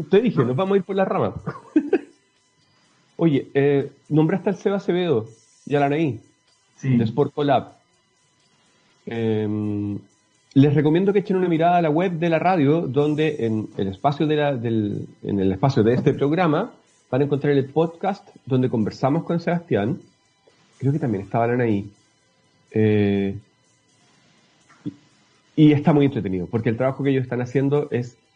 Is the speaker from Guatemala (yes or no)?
no; Chile; una de las cosas que más necesitamos como, sociedad chilena, latinoamericana, es que las experiencias que se desarrollan acá, que son exitosas, queden plasmadas en algún lugar